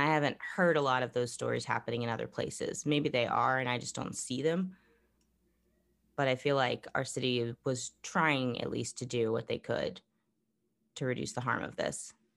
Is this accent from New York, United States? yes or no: no; Florida, United States; now in Texas, United States; Growing up in Florida, going through lots of hurricanes